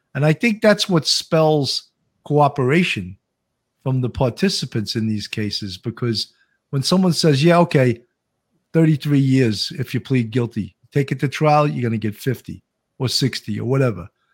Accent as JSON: {"language": "English", "region": "New York", "country": "United States", "accent": "New York", "said": "my New York accent"}